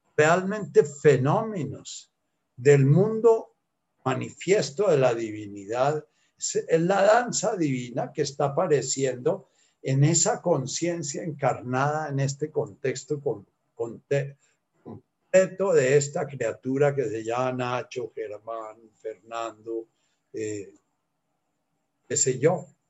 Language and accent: Spanish; Colombia; soy colombiano, nací en una época en que, eh, en que no se estudiaba inglés